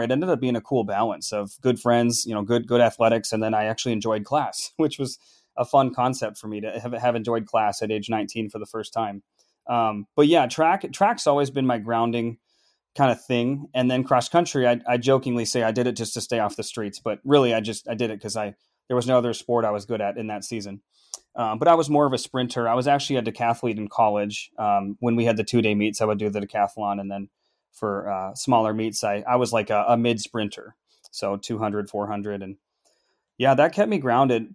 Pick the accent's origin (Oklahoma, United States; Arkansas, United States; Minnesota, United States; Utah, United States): Minnesota, United States; Minneapolis; moved away as an adult; also born or lived in California / Duluth; now in Nashville, United States; growing up in Minneapolis and melting pot and the Northerners all around